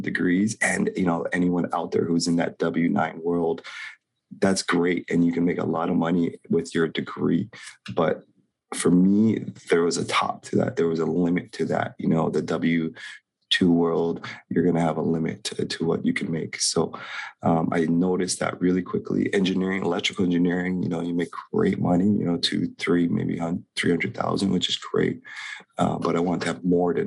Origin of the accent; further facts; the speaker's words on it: Hilo, Hawaii, United States; So I'm born and raised in Hawaii, born very low means, water catchment generator in the boonies in Hilo.